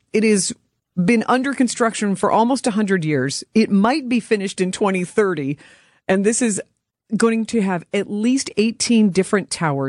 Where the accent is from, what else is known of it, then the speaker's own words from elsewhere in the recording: Louisville, Kentucky, United States; now in Wisconsin, United States; growing up in Louisville